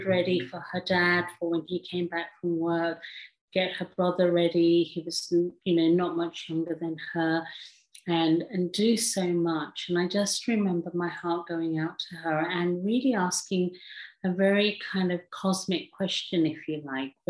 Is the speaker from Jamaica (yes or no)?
no; England, United Kingdom; English is a second language; also born or lived in Africa / India; I was born in Africa and lived very short time in India and then moved to England and then grew up in England